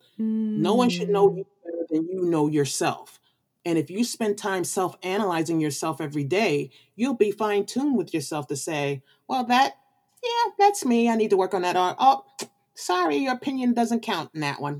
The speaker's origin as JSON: {"language": "English", "town": "New York City", "region": "New York", "country": "United States", "said": "being from the Brooklyn of New York"}